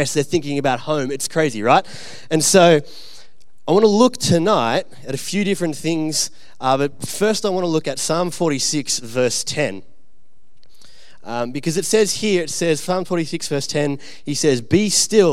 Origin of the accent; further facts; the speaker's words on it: Orange, New South Wales, Australia; also born or lived in Bathurst, Australia; I grew up out in Orange and Bathurst, which is like way, way away from here